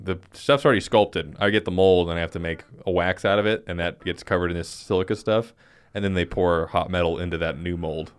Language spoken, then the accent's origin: English; Rock Springs, Wyoming, United States; I was born in Rock Springs, Wyoming, which is just a hellhole.